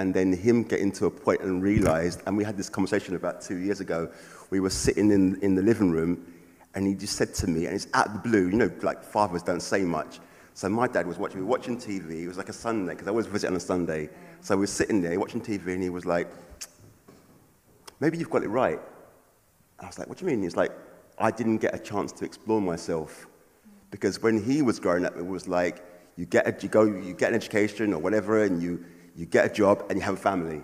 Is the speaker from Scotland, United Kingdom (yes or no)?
no; London, United Kingdom; a black guy growing up in London